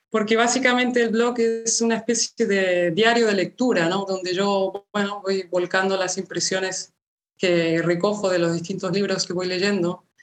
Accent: Argentina; also born or lived in Málaga; now in Barcelona, Spain; Pero bueno, antes venía de Málaga porque con mi familia nos trasladamos en el año 96 desde Argentina a Málaga y allí estudié filología hispánica. O sea que realmente a Barcelona llegué continuando mi carrera académica, un poco por esto.

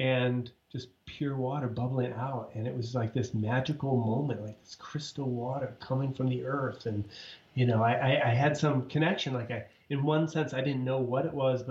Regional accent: Ithaca, New York, United States; moved away; I grew up in Ithaca, New York

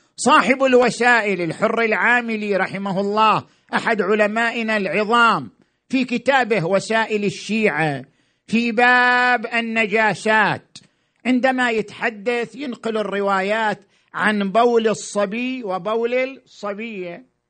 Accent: Iraq; احنا كمجتمع عراقي

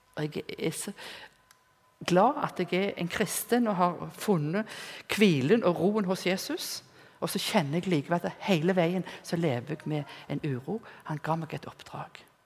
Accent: Rennesøy, Rogaland, Norway; var hjemme på Rennesøy.

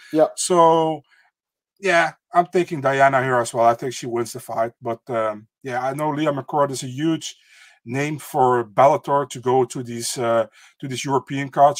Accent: Netherlands; I'm from the Netherlands.

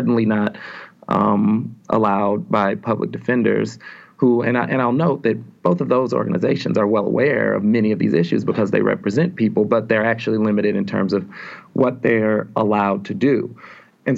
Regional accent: St. Louis, Missouri, United States; moved away as an adult; So I'm from St. Louis initially. I grew up in St. Louis County, graduated from public high school in St. Louis County, North St. Louis County

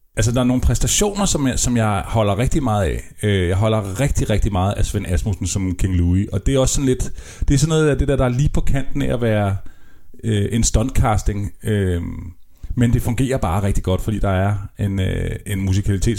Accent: Copenhagen, Capital Region of Denmark, Denmark; jeg er københavner

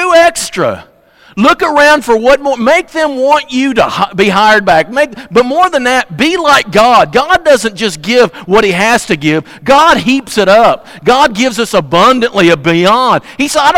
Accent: Fredericktown, Missouri, United States; also born or lived in Kennett, Missouri; I'm from Kennett. I'm from Fredericktown

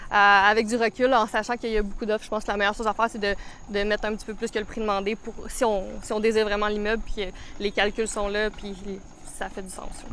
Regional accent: Saint-Esprit, Quebec, Canada; j'ai grandi à Saint-Esprit, donc rive nord de Montréal. Euh, j'ai grandi ici en campagne.

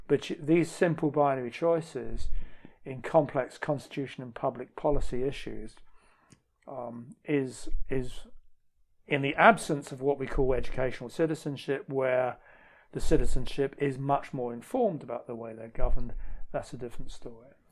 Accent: London, United Kingdom; a Scottish mm. friend of mine calls me a cockney sweaty sock because I'm from London, but also I'm half Scottish

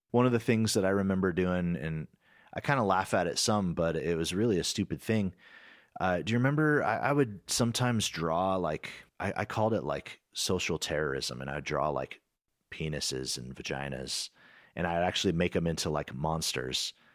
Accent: United States; being an American

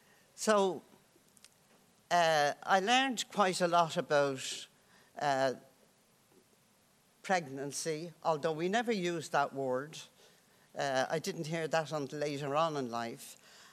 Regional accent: Dublin, Leinster, Ireland; I grew up in the Dublin tenements, and there were people, families living in one room

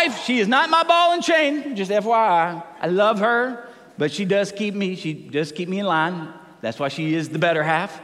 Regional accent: Tennessee, United States; moved away; growing up in Tennessee

